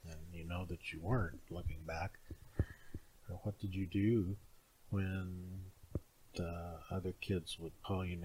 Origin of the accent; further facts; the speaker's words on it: Oklahoma, United States; I'm actually from Oklahoma